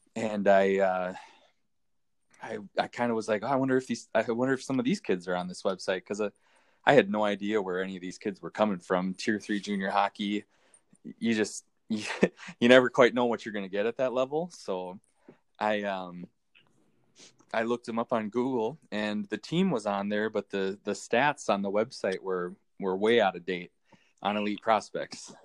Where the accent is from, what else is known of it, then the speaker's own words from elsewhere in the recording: Minnesota, United States; So I live in Minnesota. I'm I'm from Minnesota